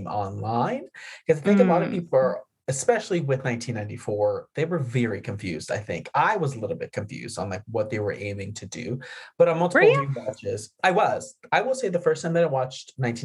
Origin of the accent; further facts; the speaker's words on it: New Mexico, United States; growing up near the Texas border in New Mexico